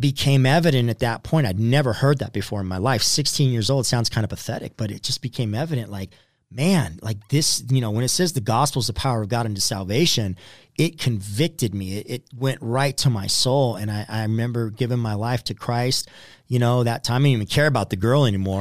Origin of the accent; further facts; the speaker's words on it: Southern California, United States; I was born in Southern California